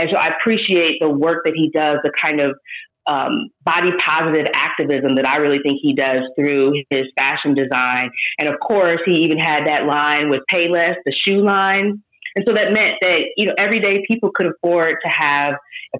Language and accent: English; Indiana, United States; I'm from Indiana